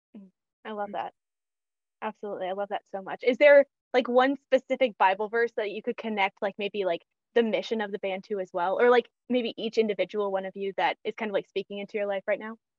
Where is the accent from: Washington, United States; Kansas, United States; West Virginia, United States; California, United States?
Kansas, United States; also born or lived in Missouri; I grew up in Kansas